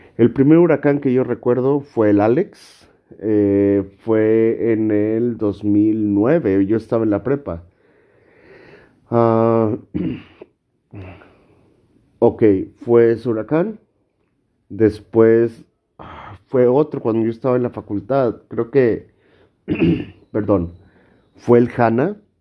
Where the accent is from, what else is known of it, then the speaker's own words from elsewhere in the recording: Monterrey, Nuevo León, Mexico; yo soy de Monterrey, Nuevo León